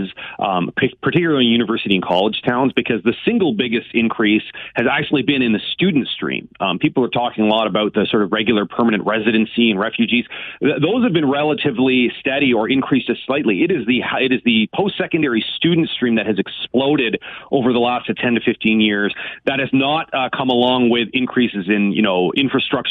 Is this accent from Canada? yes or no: yes; Canada; moved away; my hometown station